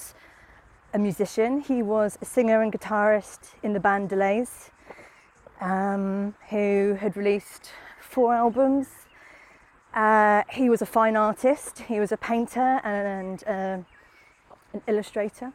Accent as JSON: {"language": "English", "town": "Southampton", "region": "South East England", "country": "United Kingdom", "tie": "born or raised there", "said": "I come from Southampton, I did move away, but then I came back."}